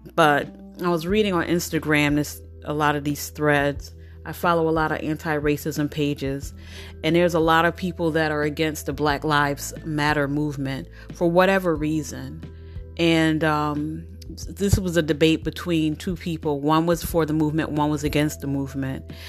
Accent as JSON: {"language": "English", "country": "United States", "said": "I'm familiar with American culture"}